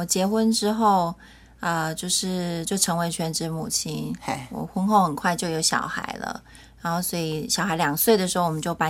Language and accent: Chinese; Taiwan; moved away; also born or lived in Hawaii; 我是闽南人。